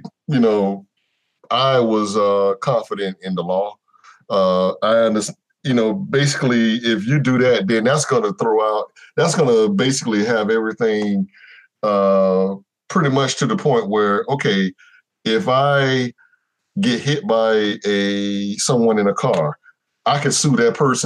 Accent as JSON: {"language": "English", "town": "Jacksonville", "region": "Florida", "country": "United States"}